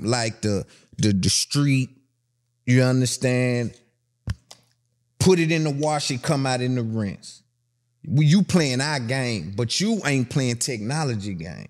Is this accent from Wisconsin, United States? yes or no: no; Tennessee, United States; I'm from Tennessee